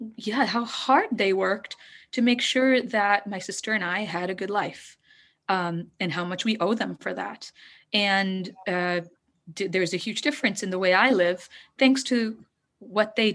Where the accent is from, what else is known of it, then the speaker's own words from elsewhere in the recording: Hungary; moved away as an adult; also born or lived in India / California / London; now in Washington, D.C., United States; my father saw an opportunity when I was about 3 years old in Hungary. So we moved out there, very few Indians out there, and we continued with being very Indian out there, also assimilating a little bit, found a community, lived there for 15, 16 years